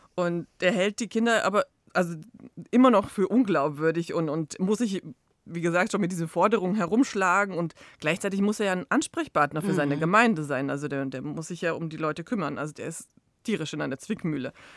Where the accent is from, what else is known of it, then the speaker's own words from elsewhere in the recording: Zagreb, City of Zagreb, Croatia; ich als Kroatin aus Zagreb